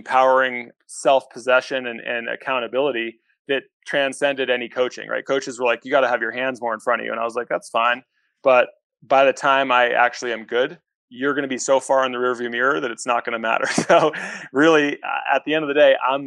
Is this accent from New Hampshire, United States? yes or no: yes; New Hampshire, United States; I was born and raised in New Hampshire